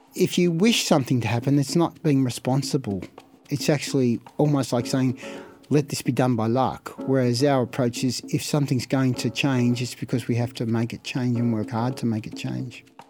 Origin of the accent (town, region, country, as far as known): Melbourne, Victoria, Australia; born or raised there